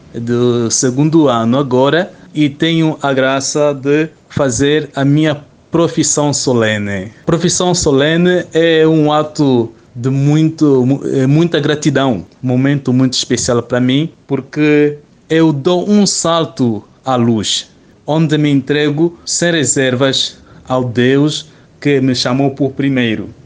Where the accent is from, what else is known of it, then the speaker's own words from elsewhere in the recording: Angola; moved away; eu sou angolano